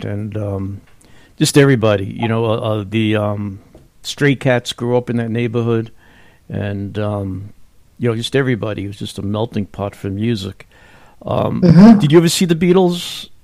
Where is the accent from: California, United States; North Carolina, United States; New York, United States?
New York, United States; Bellmore; moved away as an adult; also born or lived in Brooklyn, New York / Freeport, New York; now in New Mexico, United States; I grew up on Long Island